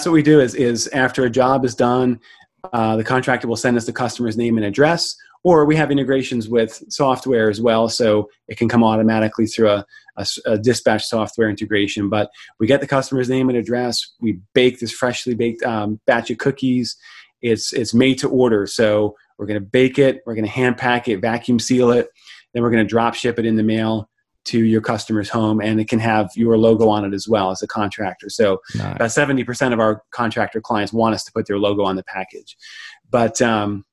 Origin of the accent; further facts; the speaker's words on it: Long Island, New York, United States; I grew up in New York